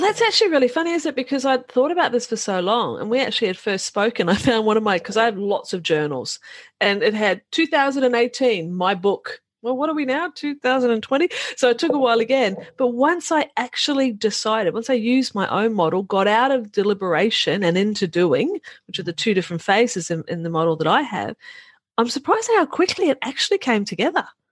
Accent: New Zealand; moved away; I'm a Kiwi farm girl, Kiwi being New Zealand. I'm a Kiwi farm girl by origin

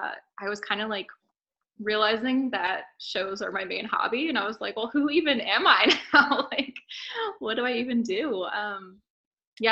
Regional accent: near Princeton, New Jersey, United States; moved away as an adult; now in Philadelphia, United States; I grew up right around Princeton. So in a small town by Princeton, and grew up going to like small shows in like Trenton.

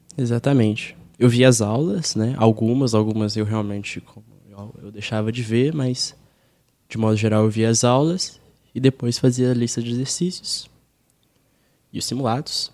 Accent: Belo Horizonte, Minas Gerais, Brazil; moved away as an adult; now in São Paulo, Brazil; eu sou de Minas, né? Eu não falei isso. Eu sou de BH

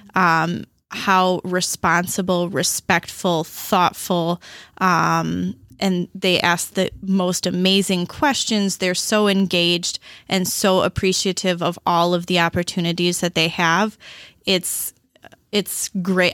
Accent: Beloit, Wisconsin, United States; I was born and raised in Beloit

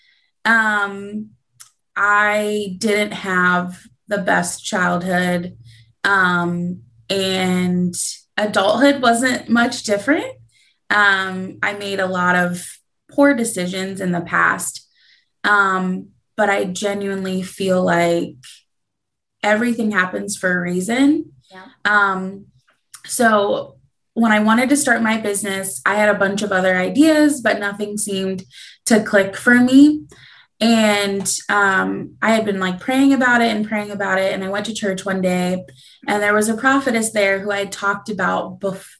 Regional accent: Columbus, Ohio, United States; I am actually from Columbus, Ohio, and I'm a jewelry designer

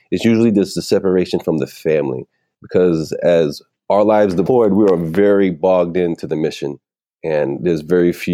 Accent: Puerto Rico; Puerto Rico is part of the United States and we are born American citizens since the mm-hmm. Jones Act. But yeah, I'm definitely Puerto Rican. I'm proud American.

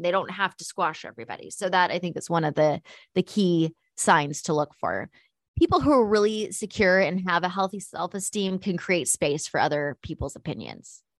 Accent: United States; as an American

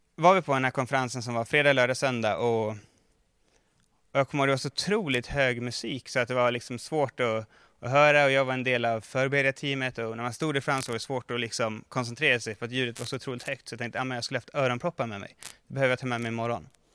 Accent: Mora, Dalarna County, Sweden; moved away; jag kommer ihåg när jag spelade innebandy som ung eh, i Mora, där jag kommer ifrån

